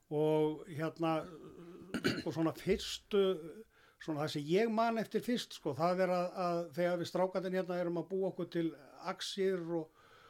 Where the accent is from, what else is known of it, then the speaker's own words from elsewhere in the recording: Iceland; ég er alin upp af öllum í Þorpunum frá þessu tíma